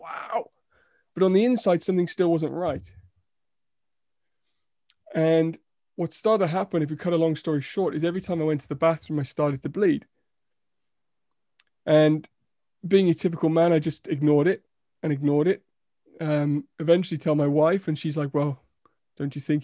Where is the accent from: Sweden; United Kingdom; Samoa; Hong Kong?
United Kingdom; we're so British sometimes